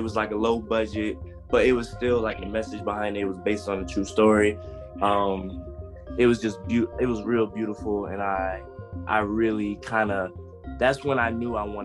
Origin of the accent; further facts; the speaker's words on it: Columbia, South Carolina, United States; So I was born in Columbia, South Carolina.